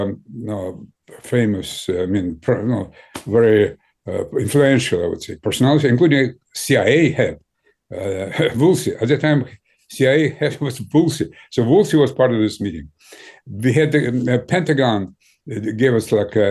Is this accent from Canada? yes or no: no; Ukraine; English is a second language; also born or lived in Moscow, Russia; now in United States; I was born in Ukraine